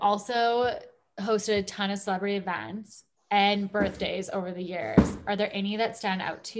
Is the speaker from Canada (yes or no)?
yes; Calgary, Alberta, Canada; we're from Calgary